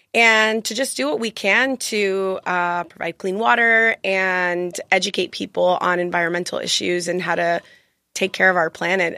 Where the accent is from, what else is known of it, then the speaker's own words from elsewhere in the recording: Miami, Florida, United States; moved away as an adult; now in San Diego, United States; I'm actually an attorney, and I'm from Miami, Florida